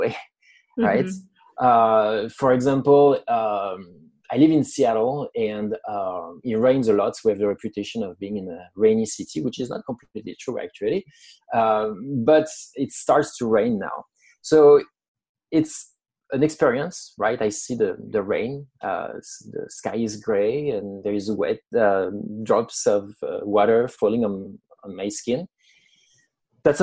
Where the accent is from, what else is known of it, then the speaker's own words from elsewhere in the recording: France; accent: French; English is a second language; moved away as an adult; now in United States; I'm French. I was born in France. I've lived in the US for almost 10 years now